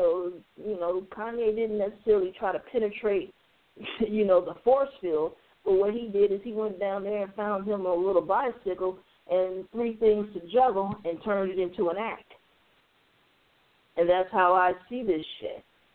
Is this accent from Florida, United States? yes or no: no; Chicago, Illinois, United States; You know, and I'm from Chicago just like you.